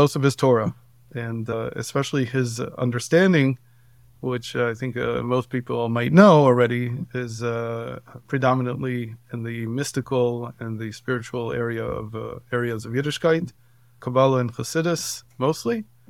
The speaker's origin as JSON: {"language": "English", "country": "Israel", "tie": "born or raised there", "also_born_or_lived": "Cleveland, United States / Baltimore, United States", "said": "I come from a Orthodox family for many generations. I grew up in Israel mostly, and then in the United States, in Cleveland and Baltimore. And when I came back in my early 20s to Israel"}